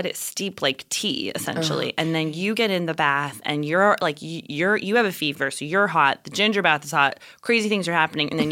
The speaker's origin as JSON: {"language": "English", "region": "New Mexico", "country": "United States", "tie": "born or raised there", "said": "growing up in New Mexico as a mixed person"}